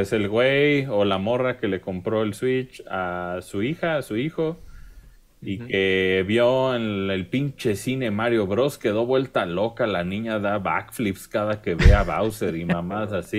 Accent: Mexico; yo como mexicano en la gringa

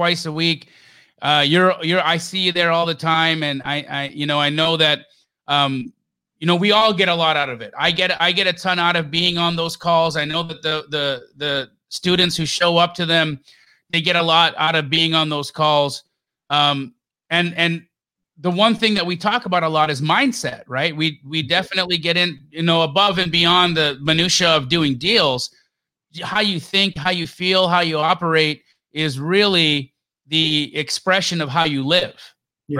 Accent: Los Angeles, California, United States; moved away as an adult; now in Phoenix, United States; I lived in Los Angeles. I was born in Los Angeles. And so when I moved here from LA, I would tell people, to Phoenix

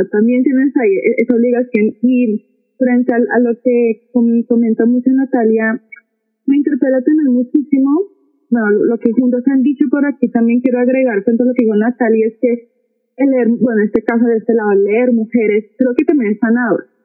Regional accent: Manizales, Caldas, Colombia; mi ciudad natal, por ejemplo, muchas de manizales

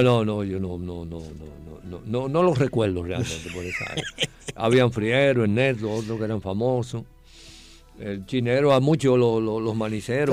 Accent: Santo Domingo, Distrito Nacional, Dominican Republic; yo nací en San Carlos, como dije, tengo el recuerdo un poco, vamos a decir, eh, anublado o barruntoso de mi permanencia en el área

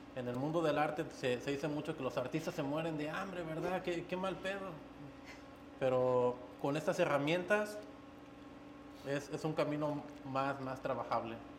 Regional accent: Guanajuato, Mexico; moved away; de donde soy de Guanajuato se, se trabaja mucho el barro.

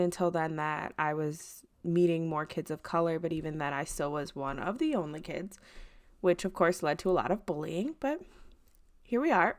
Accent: Midwest, United States; I grew up and live in the Midwest currently

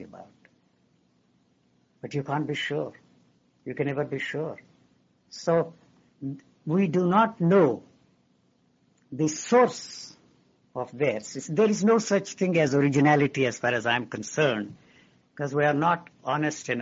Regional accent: India; moved away as an adult; I grew up in India. I was educated in India.

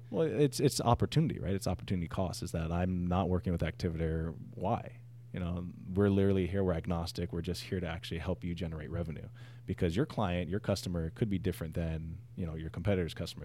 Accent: Hawaii, United States; also born or lived in San Diego; I'm from Hawaii, I'm Hawaiian

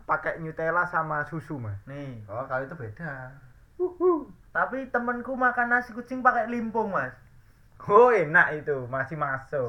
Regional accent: Indonesia; accent: medok (Javanese); gua medok

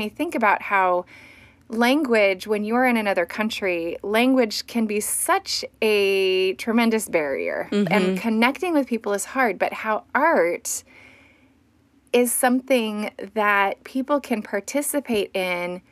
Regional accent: Fresno, California, United States; my hometown here in Fresno

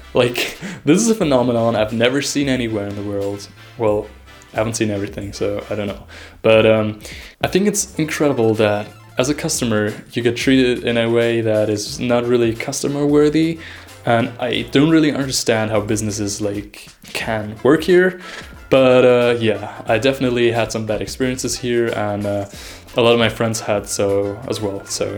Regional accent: Germany; now in Vienna, Austria; As mentioned earlier, I came here from Germany, and Germany is known to be like the epitome of bureaucracy.

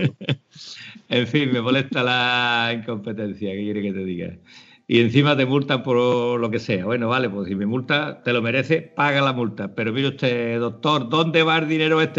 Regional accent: Almonte, Andalusia, Spain; de, Almonte, de Huerva

